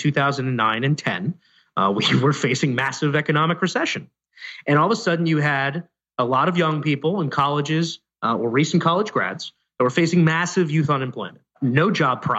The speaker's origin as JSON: {"language": "English", "town": "New York City", "region": "New York", "country": "United States", "tie": "born or raised there", "said": "I was born in Staten Island, not the Upper West Side of Manhattan"}